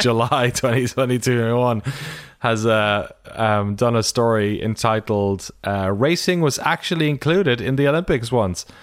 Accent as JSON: {"language": "English", "country": "Ireland", "said": "I'm from Ireland"}